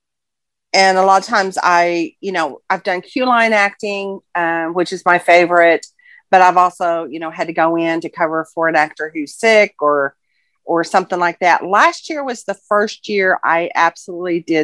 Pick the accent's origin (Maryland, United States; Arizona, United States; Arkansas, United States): Arkansas, United States; Fayetteville; I'm from Fayetteville, Arkansas